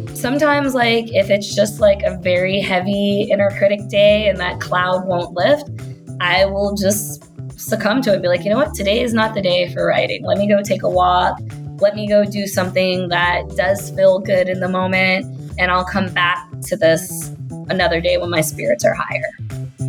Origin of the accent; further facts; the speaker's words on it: Kentucky, United States; accent: Kentucky; I'm from Kentucky because sometimes that Kentucky accent will slip right out.